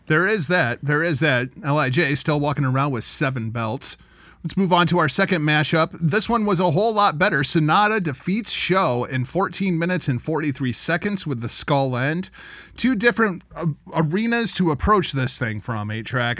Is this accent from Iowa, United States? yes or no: yes; Cedar Rapids, Iowa, United States; my hometown of Cedar Rapids, Iowa